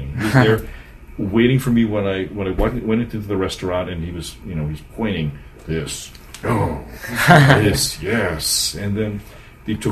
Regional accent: Parma, Ohio, United States; also born or lived in Seven Hills, Ohio; I grew up in Parma, Seven Hills

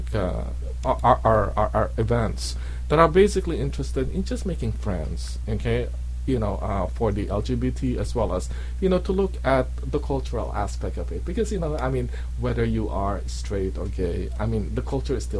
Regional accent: Philippines; moved away as an adult; also born or lived in Athens, Ohio / Boston; now in Cleveland, United States; I was born in the Philippines.

